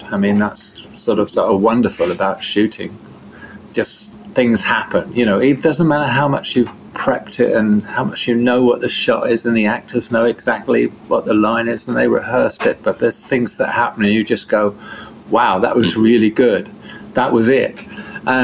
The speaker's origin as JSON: {"language": "English", "area": "Devon", "region": "South West England", "country": "United Kingdom", "said": "I'm from Devon in southern England"}